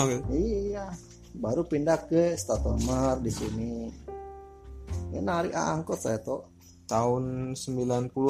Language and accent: Indonesian; Makassar, South Sulawesi, Indonesia; moved away; Saya di sini 92 atau Eh, sembilan 92 saya dari Makassar itu cuma modal 90 ribu toh